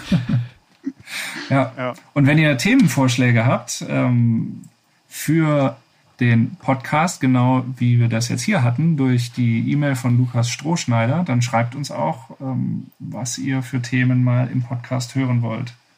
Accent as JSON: {"language": "German", "town": "Wuppertal", "region": "North Rhine-Westphalia", "country": "Germany", "tie": "born or raised there", "said": "meine Heimatstadt Wuppertal"}